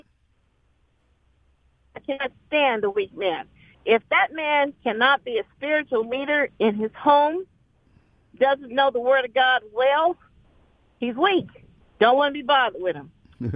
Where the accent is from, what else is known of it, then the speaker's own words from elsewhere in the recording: United States; I am an American first